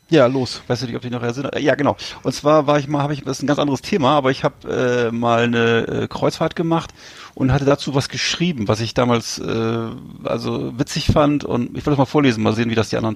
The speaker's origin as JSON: {"language": "German", "town": "Bremerhaven", "region": "Bremen", "country": "Germany", "tie": "born or raised there", "said": "ich weiß ja, dass äh, der da damalige Club meiner, meiner Heimatstadt auch schon mal deutscher Meister war früher. Äh, Bremerhaven Seahawks, die waren damals mal Meister."}